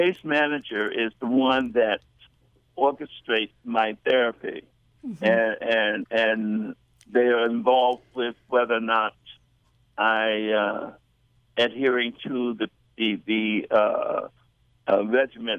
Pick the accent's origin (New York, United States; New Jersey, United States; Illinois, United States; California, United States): Illinois, United States; Chicago; moved away; also born or lived in East Coast; born in Chicago